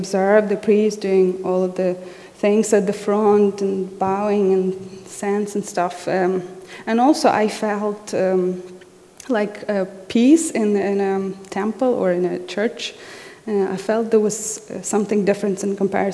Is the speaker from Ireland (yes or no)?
no; Western Ukraine, Ukraine; I was born in the Soviet Union. It was 1989. So I was 2 years old when Ukraine became independent